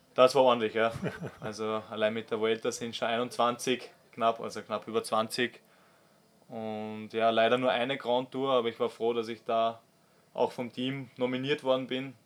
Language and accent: German; Austria; also born or lived in Switzerland; als Österreicher